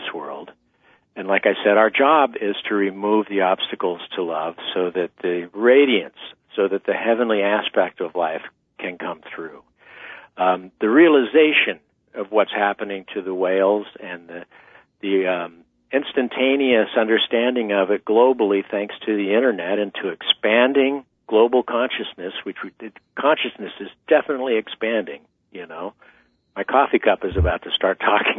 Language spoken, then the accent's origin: English; eastern San Diego County, California, United States; also born or lived in New York; now in California, United States; I'm from the Southwest Desert. I came from eastern San Diego County originally